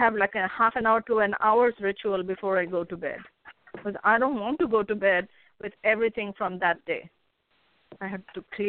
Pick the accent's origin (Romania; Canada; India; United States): India; and I come from India, so my background is where I believe that the soul is eternal.